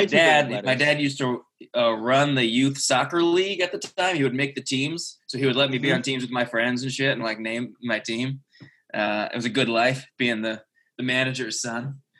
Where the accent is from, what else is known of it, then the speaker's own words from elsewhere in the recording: New England, United States; I grew up in New England.